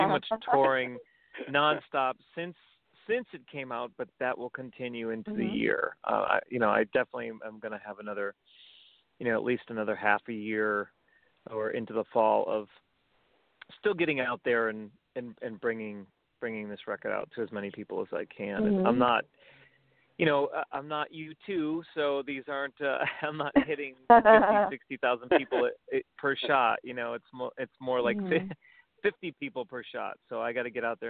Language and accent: English; Boston, Massachusetts, United States; now in New York City, United States; I was from Boston